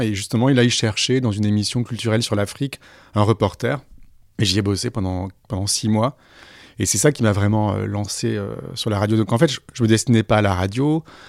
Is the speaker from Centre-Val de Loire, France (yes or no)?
no; Aix-en-Provence, Provence-Alpes-Côte d'Azur, France; moved away as an adult; also born or lived in Senegal; now in Paris, France; ma ville natale, Aix-en-Provence